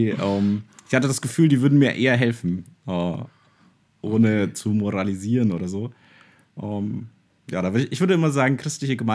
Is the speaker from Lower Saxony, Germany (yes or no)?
no; Würzburg, Bavaria, Germany; als Würzburger habe ich immer Auswärtsspiel